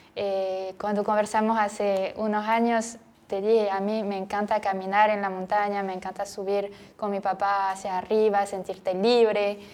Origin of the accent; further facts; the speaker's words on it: French Basque Country, Nouvelle-Aquitaine, France; Spanish is a second language; moved away as an adult; now in Guayaquil, Ecuador; soy del suroeste de Francia, el País Vasco, en la costa.